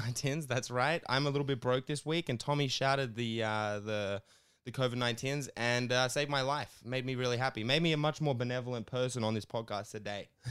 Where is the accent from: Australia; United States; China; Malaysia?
Australia; Sydney, New South Wales; I grew up in Sydney